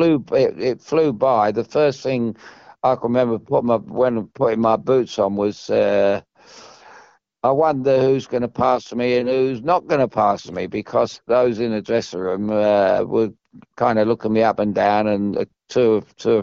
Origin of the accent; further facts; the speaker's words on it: London, United Kingdom; I come from Chelsea